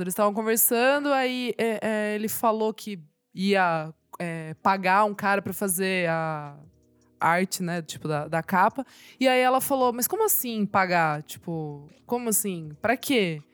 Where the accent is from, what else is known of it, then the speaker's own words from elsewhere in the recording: Sorocaba, São Paulo, Brazil; Eu não morava aqui, né? Eu sou de Sorocaba